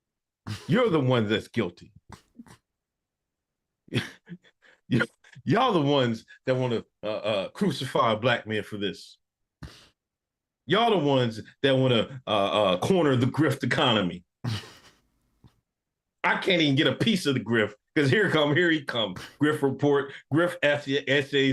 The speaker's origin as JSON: {"language": "English", "town": "Exton", "region": "Pennsylvania", "country": "United States", "said": "me being the black man I am from Exton, Pennsylvania."}